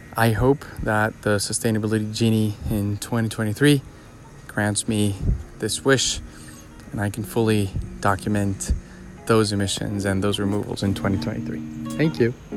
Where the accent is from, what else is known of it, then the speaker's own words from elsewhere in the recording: Colombia; moved away; my home country, Colombia